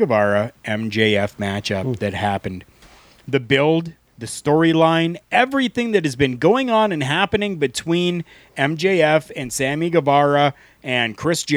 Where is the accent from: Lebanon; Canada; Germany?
Canada; We are two Canadian guys